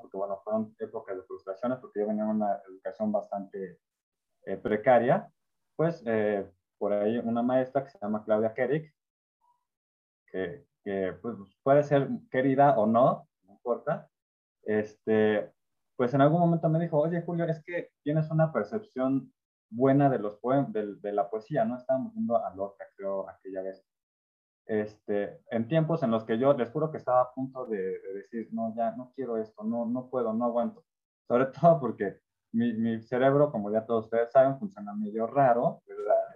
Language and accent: Spanish; Orizaba, Veracruz, Mexico; crecí en Orizaba, Veracruz, que era una ciudad pues, chiquita